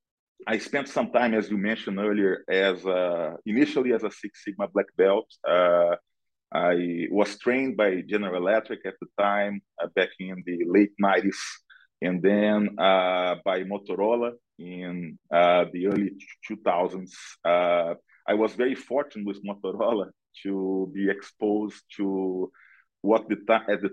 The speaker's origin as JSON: {"language": "English", "country": "Brazil", "moved": "as an adult", "lives_now": "United States", "said": "I'm originally from Brazil. I live in the US for about 17 years now."}